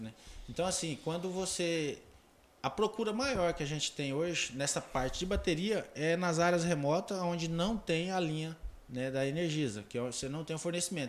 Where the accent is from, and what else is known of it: Porto Alegre do Norte, Mato Grosso, Brazil; born or raised there; also born or lived in Taquaral, Goiás